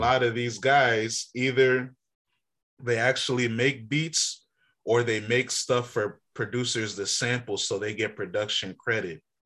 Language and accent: English; Alexandria, Virginia, United States; also born or lived in Lorton, Virginia / Dumfries, Virginia; as a Northern Virginian from Alexandria, Lorton, I used to live in Triangle Dumfries.